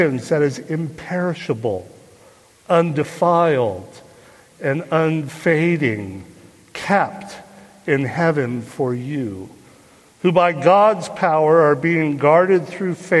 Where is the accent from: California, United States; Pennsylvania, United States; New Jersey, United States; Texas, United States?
California, United States; Burlingame; I grew up here in the Bay Area on the peninsula in Burlingame, was my hometown